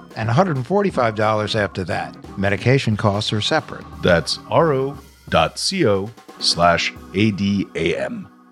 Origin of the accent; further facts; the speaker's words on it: the East, Northeast, United States; moved away as an adult; also born or lived in Michigan; I'm from the East. I moved out west a couple years ago.